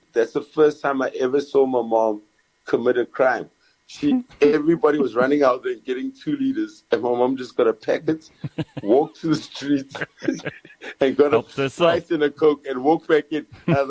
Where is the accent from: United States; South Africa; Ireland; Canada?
South Africa; Durban, KwaZulu-Natal; I grew up in Durban